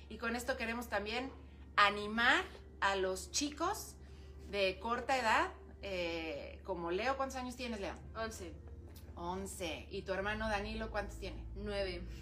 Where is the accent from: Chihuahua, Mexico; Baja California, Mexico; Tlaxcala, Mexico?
Baja California, Mexico; Ensenada; Yo pues nací aquí en Ensenada